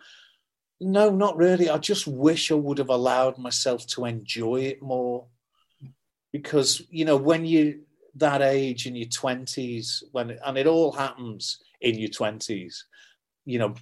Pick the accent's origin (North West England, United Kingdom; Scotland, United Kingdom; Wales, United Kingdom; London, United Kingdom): North West England, United Kingdom; Liverpool; I'm from Liverpool